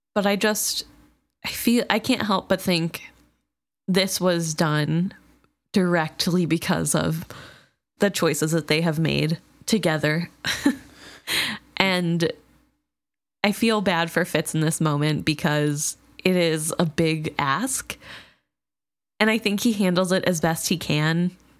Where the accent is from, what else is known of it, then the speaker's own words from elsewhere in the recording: United States; we're Americans